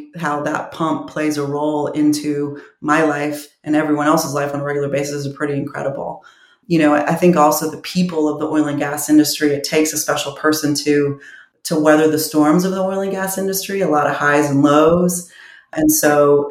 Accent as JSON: {"language": "English", "town": "Houston", "region": "Texas", "country": "United States", "said": "I'm from Houston"}